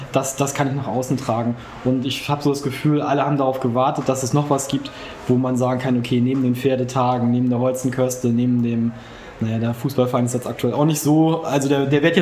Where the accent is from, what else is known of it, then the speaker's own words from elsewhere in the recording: Neumünster, Schleswig-Holstein, Germany; ähm, bin gebürtiger Neumünsteraner, schon ewig hier verwurzelt.